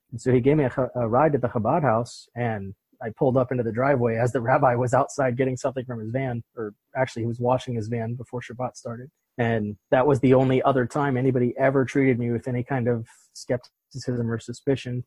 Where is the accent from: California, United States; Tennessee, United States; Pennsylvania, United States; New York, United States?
Pennsylvania, United States; Pittsburgh; moved away; I'm originally from Pittsburgh